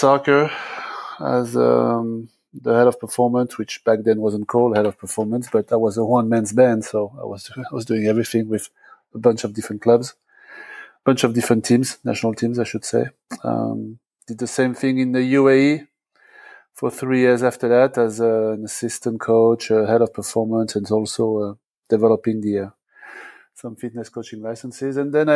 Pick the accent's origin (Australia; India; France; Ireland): France; moved away as an adult; now in United States; back when I was growing up in France